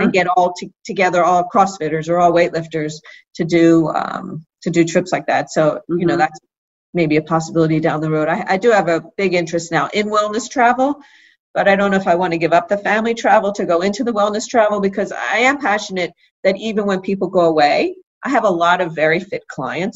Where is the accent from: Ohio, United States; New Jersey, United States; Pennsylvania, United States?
Pennsylvania, United States; Philadelphia; I grew up in Philadelphia